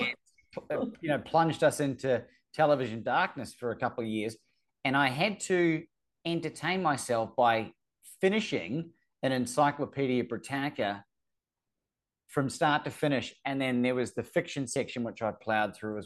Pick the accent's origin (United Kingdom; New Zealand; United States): New Zealand; I'm from New Zealand